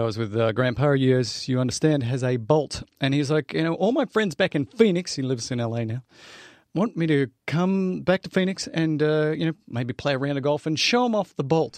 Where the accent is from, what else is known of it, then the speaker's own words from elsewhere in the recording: Australia; I'm Australian